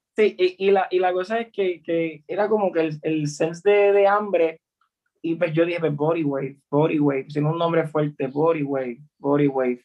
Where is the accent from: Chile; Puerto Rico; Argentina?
Puerto Rico; como puertorriqueños